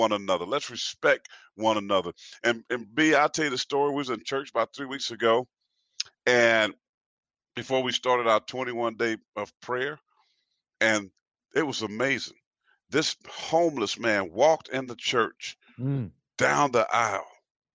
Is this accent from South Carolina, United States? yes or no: yes; South Carolina, United States; from Payson, South Carolina, with 10 brothers and sisters, mom that adopted 3 kids on top of hers, you know, just poor family that loved Jesus with the church